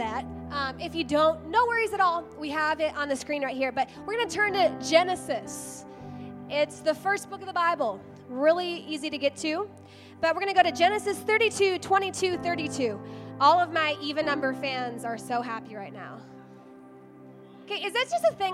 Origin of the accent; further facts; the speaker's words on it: New York, United States; moved away as an adult; also born or lived in Italy (ancestry); I am from New York. I moved out here in 2008